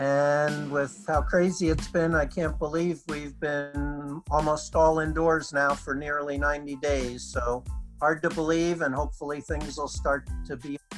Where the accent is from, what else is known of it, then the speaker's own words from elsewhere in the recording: New Jersey, United States; moved away as an adult; also born or lived in North Carolina; now in Iowa, United States; I'm originally from New Jersey